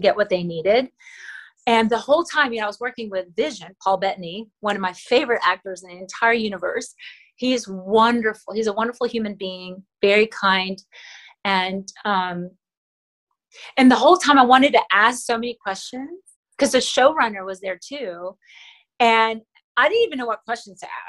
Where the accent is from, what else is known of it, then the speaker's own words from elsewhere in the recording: Manila, Metro Manila, Philippines; first language Tagalog; English is a second language; moved away; I was born and raised in Manila, and so I still speak Tagalog, which is my native language, fluently